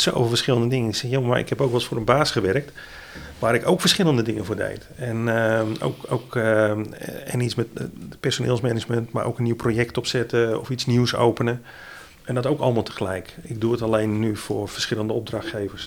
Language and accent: Dutch; Middelburg, Zeeland, Netherlands; also born or lived in Vlissingen; ik ben Zeeuw. Ik kom uit, eh, eh, uit Zeeland, geboren in Middelburg.